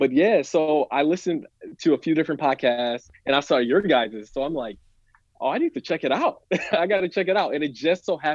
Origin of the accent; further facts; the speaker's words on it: Flint, Michigan, United States; I'm from Michigan. I was born in Flint